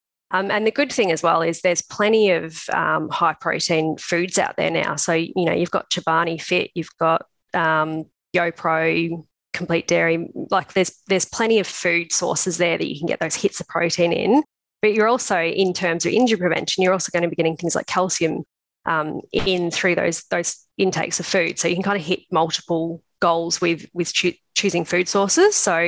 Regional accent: Melbourne, Victoria, Australia; also born or lived in Canberra; I'm actually from Melbourne originally. So I moved over to Canberra for 3 years to do the PhD.

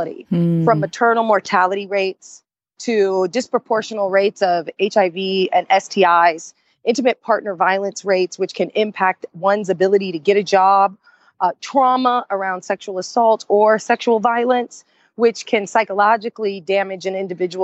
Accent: Indiana, United States; growing up in Indiana with a mother who is a lesbian, I was closeted

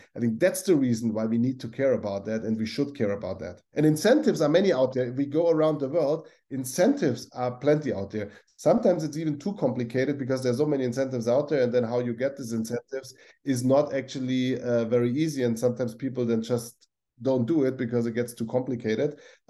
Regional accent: Augsburg, Bavaria, Germany; I grew up in Augsburg in Bavaria, and then I had several roles in Germany, and one was Saarbrücken.

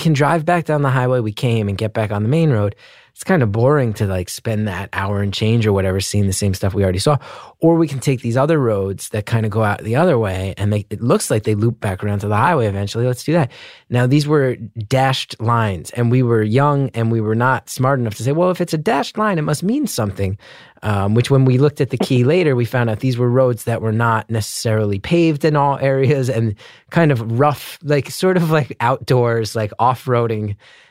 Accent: Northeast, United States; I grew up in the Northeast, right?

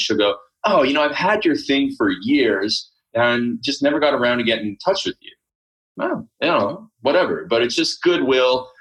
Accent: Canada; I grew up in Canada, first of all, Canada of all places, right? I grew up on a farm

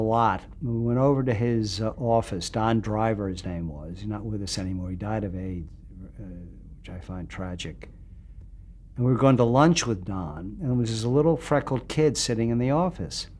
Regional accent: Philadelphia, Pennsylvania, United States; my hometown, Philadelphia

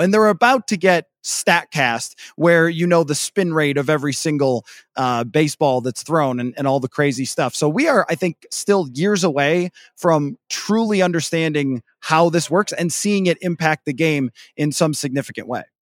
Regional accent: Midwest, United States; as a Midwesterner

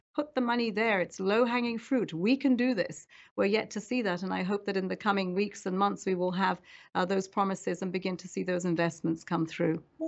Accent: around Lake Chad, Northeast Nigeria, Nigeria; moved away; I grew up there around Lake Chad

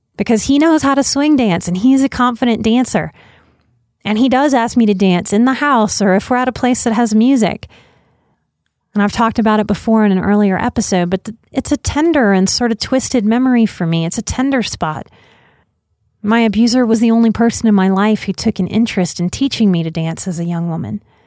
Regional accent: Louisiana, United States; my home state of Louisiana

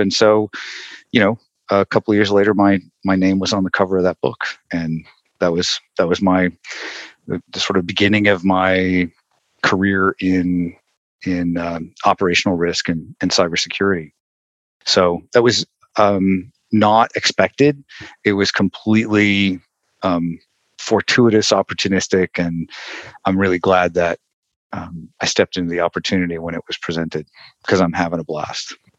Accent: Western North Carolina, United States; I grew up in North Carolina, in Western North Carolina

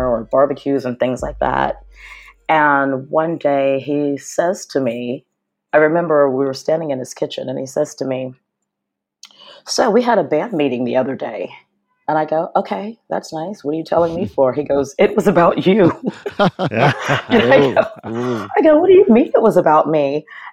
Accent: Pittsburgh, Pennsylvania, United States; also born or lived in Los Angeles; now in New York City, United States; I grew up in Pittsburgh and we were all just like crazy punks and new wave kids running the streets of Pittsburgh

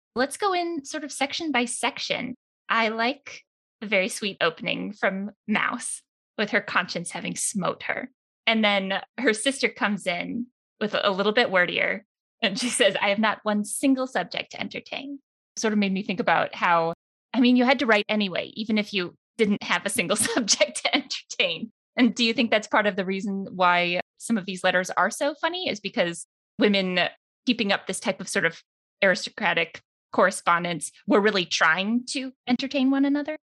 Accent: United States; As an American

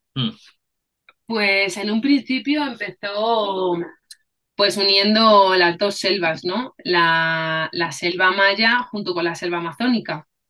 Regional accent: Spain; soy española y mi madre, o sea, mi padre es español y mi madre es africana.

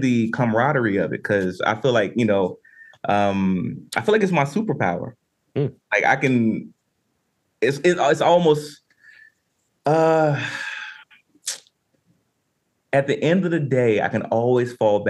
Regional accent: Winston-Salem, North Carolina, United States; I'm from Winston-Salem, North Carolina

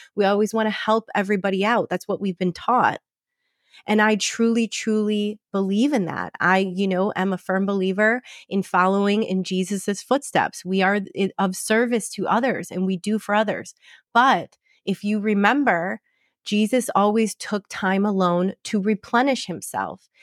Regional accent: Michigan, United States; now in Scottsdale, United States; in Michigan, I'm coming home to my hometown

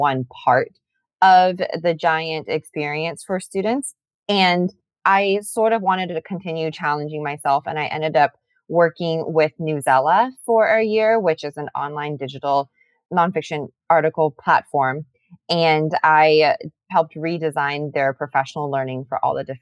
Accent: Atlanta, Georgia, United States; moved away as an adult; also born or lived in South Carolina / Arlington; I am born and raised in Atlanta

